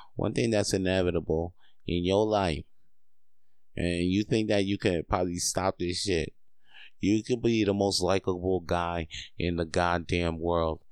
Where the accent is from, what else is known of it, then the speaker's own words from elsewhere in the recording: Quebec, Canada; I ain't that Canadian enough, but I was born here. I was born in Quebecois.